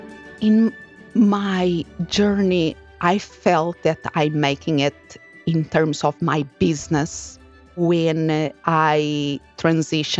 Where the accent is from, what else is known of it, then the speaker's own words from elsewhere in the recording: Portugal; moved away as an adult; now in United States; I'm originally from Portugal, and I moved here to the United States